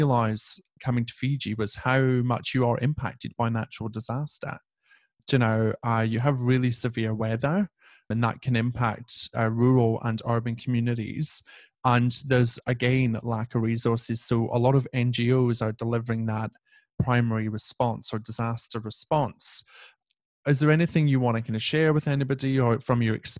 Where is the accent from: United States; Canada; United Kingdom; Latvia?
United Kingdom; we're white British people